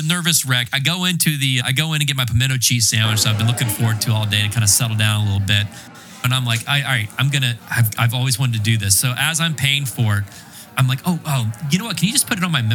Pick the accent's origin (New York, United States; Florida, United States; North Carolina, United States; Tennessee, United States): North Carolina, United States; Winston-Salem; I'm from Winston-Salem, North Carolina